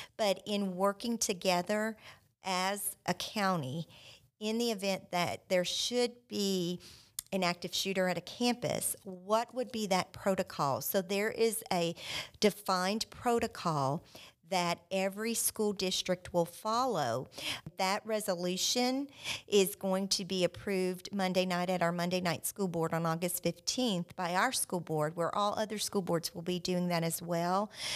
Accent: South Louisiana, United States; now in Joshua, United States; I grew up in South Louisiana

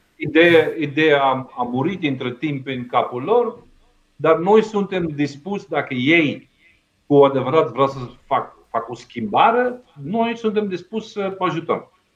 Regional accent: Belgium; Romanian is a second language; moved away as an adult; now in Romania; am plecat din Belgia în 97

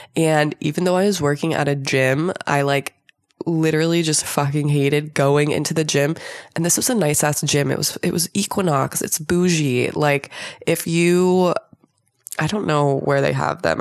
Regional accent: Southern California, United States; I was born and raised in Southern California

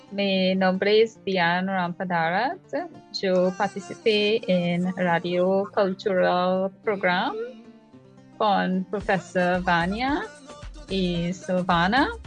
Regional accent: Trinidad & Tobago; Spanish is a second language; Soy Trinidad y Tobago. Soy de Trinitaria.

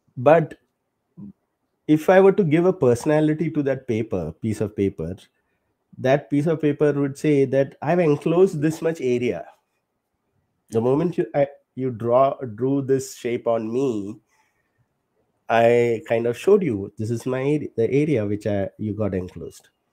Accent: Kerala, India; moved away; from my home state of Kerala. I'm from Kerala

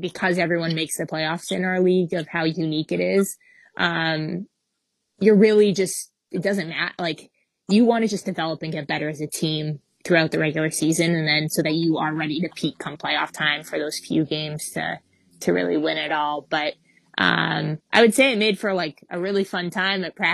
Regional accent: Canada; As a Canadian

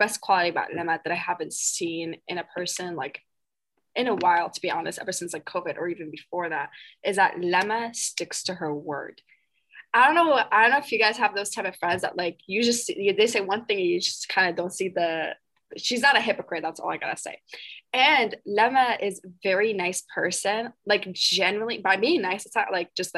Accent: Wisconsin, United States; I'm from Wisconsin

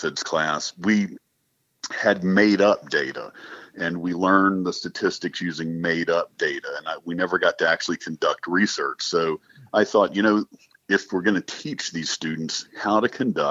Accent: North Carolina, United States; I grew up in North Carolina, and my wife grew up in Charlotte, just across the border.

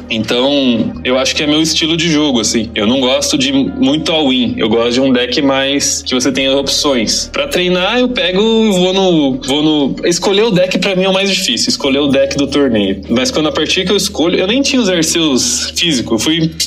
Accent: Curitiba, Paraná, Brazil; Sou de Curitiba.

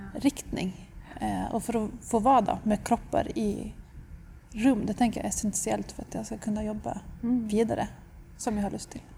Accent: Stockholm, Stockholm County, Sweden; moved away as an adult; also born or lived in London; now in Tromsø, Norway; Jag kommer från Stockholm men jag har bott i Tromsö sedan 2008

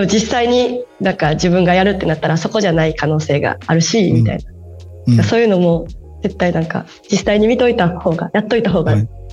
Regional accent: Osaka, Japan; accent: Osaka dialect; ずっと20年間大阪にいます

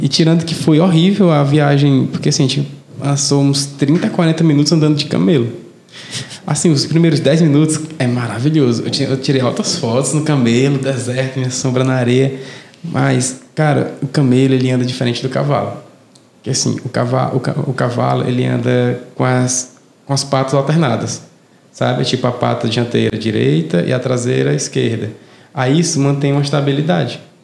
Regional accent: Fortaleza, Ceará, Brazil; eu nunca percebi que eu tinha sotaque. Hum. até conviver com outra pessoa que não era de Fortaleza

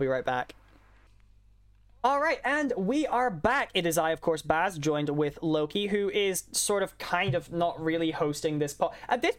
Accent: Scotland, United Kingdom; I'm Scottish. I'm legally required to talk shit about

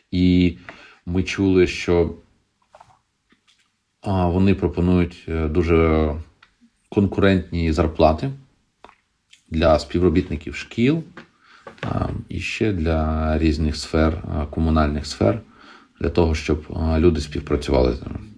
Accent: Berdiansk, Zaporizhzhia Oblast, Ukraine; moved away; да, я з Бердянська.

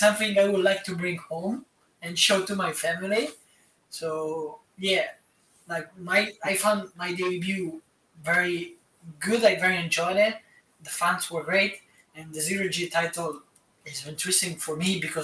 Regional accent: Italy; my mom found, like, a wrestling school near my hometown

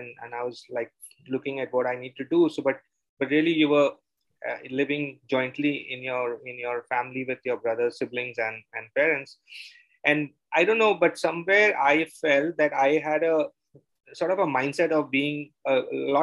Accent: Mumbai, Maharashtra, India; moved away as an adult; now in Bangalore, India; I am from Bombay. I grew up in Bombay, and then I moved because of my work to Bangalore almost close to 25 years back.

